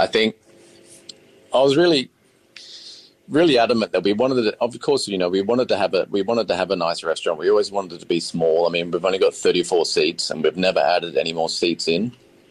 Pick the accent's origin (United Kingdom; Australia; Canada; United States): Australia; Queensland; I'm the oldest of six boys. So I come from Queensland and we never really ate out at all.